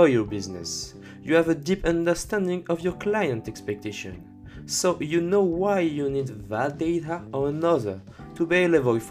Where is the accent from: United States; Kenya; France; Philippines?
France; accent: French; English is a second language; with my French accent